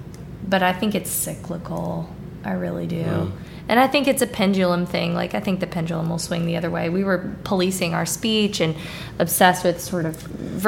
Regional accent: Hattiesburg, Mississippi, United States; accent: standard Midwestern; You know, I'm from here. I'm from Hattiesburg. But my accent, I would say, is pretty, like, standard Midwestern for the most part.

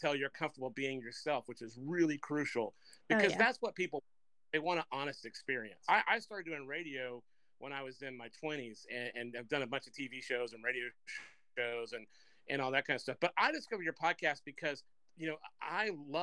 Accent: Macon, Georgia, United States; my hometown of Macon, Georgia

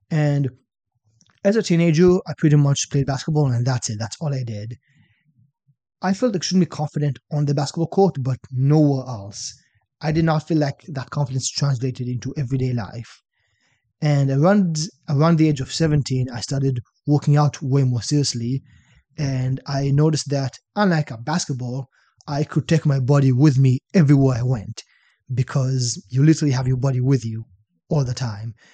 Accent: Shenzhen, Guangdong, China; Was it? Uh, Shenzhen. It's like by Hong Kong, 40 million people.

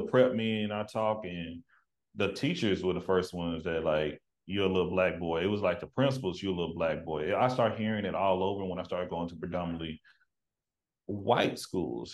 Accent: Tyler, Texas, United States; moved away; growing up in East Texas

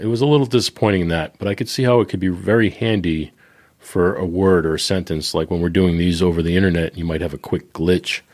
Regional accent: Boston, Massachusetts, United States; I'm from Boston

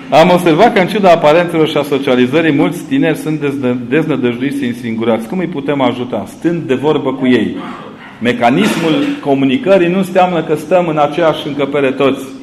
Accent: Transylvania, Romania; Eu vă întreb acum ca un ardelean, tâmpit, că eu nu trăiesc la graniță cu alte imperii decât cu cel în care am fost crescut.

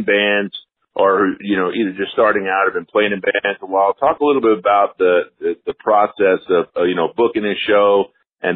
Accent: Dallas, Texas, United States; I grew up in Dallas, Fort Worth area.

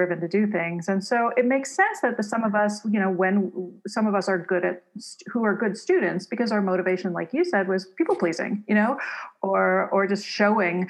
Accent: Toronto, Ontario, Canada; I grew up in Toronto and Canada

